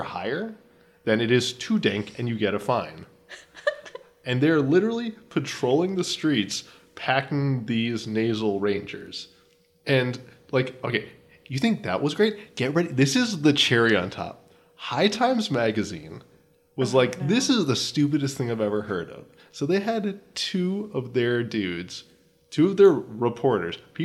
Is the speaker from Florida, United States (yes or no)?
yes; Florida, United States; in my hometown, we had the same problem with noise ordinances